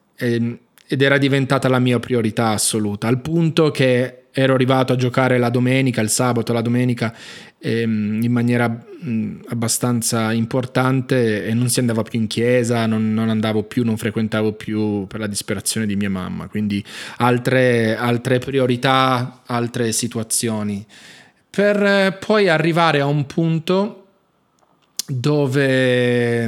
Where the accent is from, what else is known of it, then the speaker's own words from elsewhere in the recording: Turin, Piedmont, Italy; now in Jerusalem, Israel; si trasferirono poi con entrambe le famiglie al nord Italia, da dove sono nato poi io a Torino